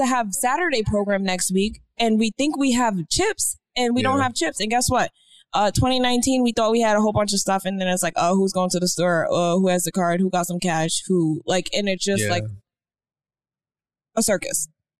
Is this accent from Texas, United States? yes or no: no; Miami, Florida, United States; I am from Miami.